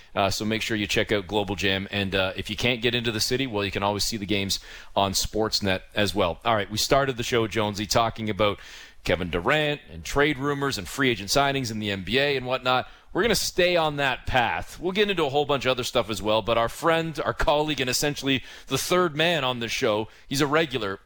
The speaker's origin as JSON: {"language": "English", "town": "Toronto", "region": "Ontario", "country": "Canada", "said": "as a Canadian and as a Torontonian"}